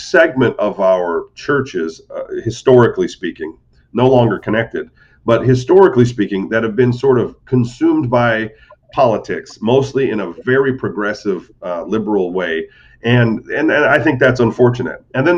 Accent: Modesto, California, United States; moved away as an adult; also born or lived in Butte, Montana / Detroit, Michigan; now in Naples, United States; I grew up in Modesto, California, which is North Central

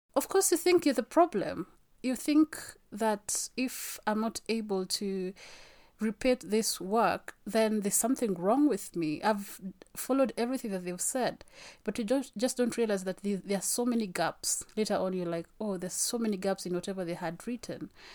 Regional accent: Kenya; I am Kenyan

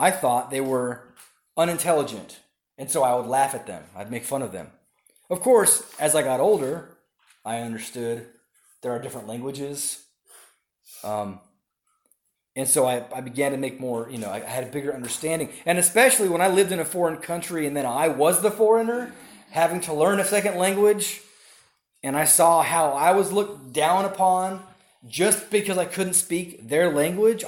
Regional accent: Southern California, United States; When I was younger, growing up in Southern California

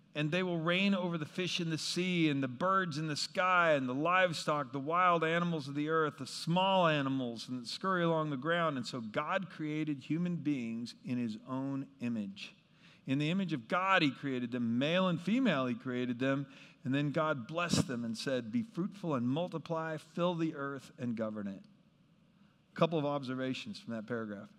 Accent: Kansas, United States; where I grew up in Kansas

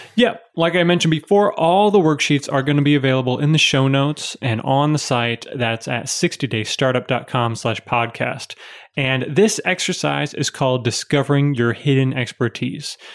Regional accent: Chicago, Illinois, United States; moved away; also born or lived in Pittsburgh; I was born in Chicago, lived in Pittsburgh for a while, so I'm a city boy.

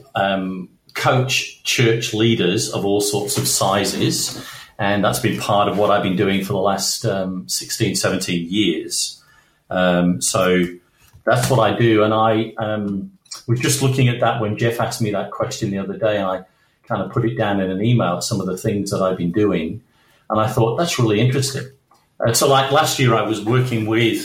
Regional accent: Manchester, North West England, United Kingdom; now in Perth, Australia; I grew up in Manchester in northern England, and I would go to school in the dark and come home in the dark

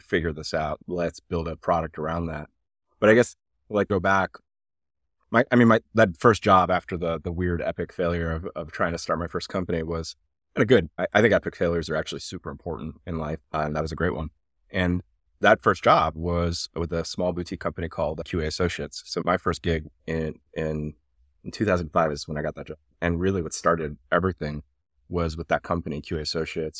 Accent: Havertown, Pennsylvania, United States; also born or lived in Iran / Switzerland / Germany / Atlanta, Georgia; I grew up right outside of Philadelphia in Havertown

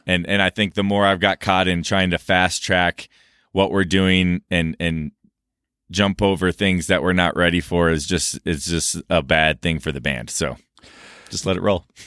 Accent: Minneapolis, Minnesota, United States; moved away; I grew up in Minnesota

